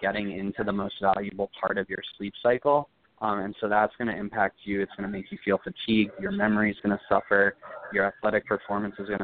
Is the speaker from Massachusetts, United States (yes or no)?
yes; Cape Cod, Massachusetts, United States; moved away; I'm from Cape Cod originally